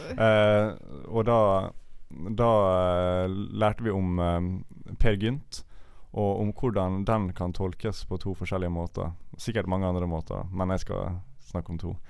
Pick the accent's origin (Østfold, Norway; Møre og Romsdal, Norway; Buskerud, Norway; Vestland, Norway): Møre og Romsdal, Norway; Ålesund; now in Bergen, Norway; da jeg var hjemme i Ålesund med mine foreldre.